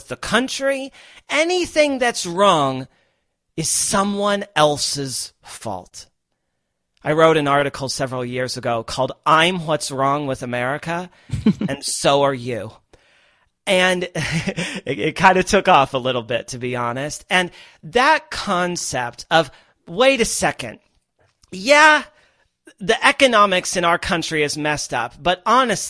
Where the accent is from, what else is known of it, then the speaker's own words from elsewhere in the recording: Midwest, United States; moved away as an adult; also born or lived in Los Angeles / New York; I grew up in the middle of the country. I grew up in the Midwest